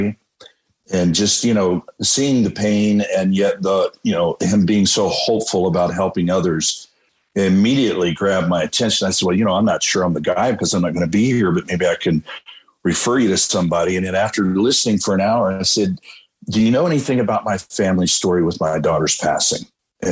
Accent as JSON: {"language": "English", "town": "Columbus", "region": "Ohio", "country": "United States", "tie": "born or raised there", "also_born_or_lived": "California", "moved": "yes", "said": "Valerie and I had moved back to Columbus, Ohio, my hometown, for a few years"}